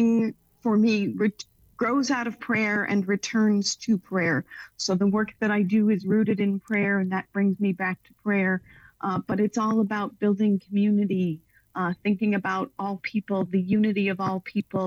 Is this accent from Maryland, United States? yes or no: no; New Jersey, United States; moved away as an adult; now in Chicago, United States; I grew up in New Jersey. I moved to Chicago for graduate school